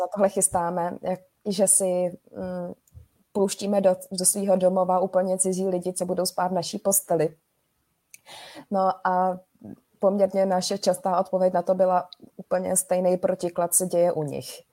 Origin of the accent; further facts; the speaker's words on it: Prague, Czechia; jsme z Prahy